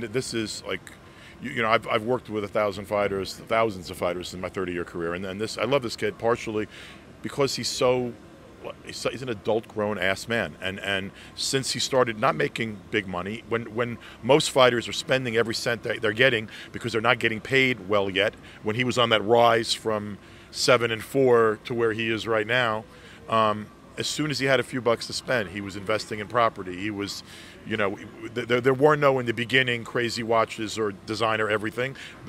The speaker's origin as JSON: {"language": "English", "town": "Brooklyn", "region": "New York", "country": "United States", "said": "Dude, please, I'm from Brooklyn. We don't do British accents in Brooklyn."}